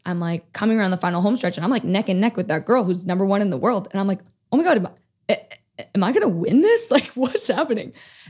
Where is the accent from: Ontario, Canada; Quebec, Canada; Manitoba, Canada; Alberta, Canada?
Ontario, Canada; Toronto; in 2015, we have the Pan Am Games in Toronto, mm-hmm. which is my hometown.